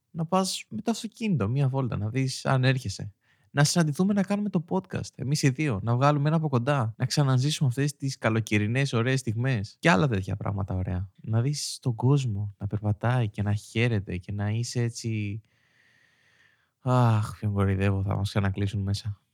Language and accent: Greek; Greece; ως Έλληνες